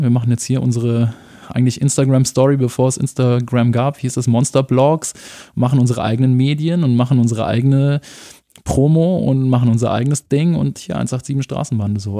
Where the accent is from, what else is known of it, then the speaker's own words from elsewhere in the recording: Munich, Bavaria, Germany; also born or lived in Erding; ich bin dann in München aufgewachsen, im Norden von München, Milbertshofen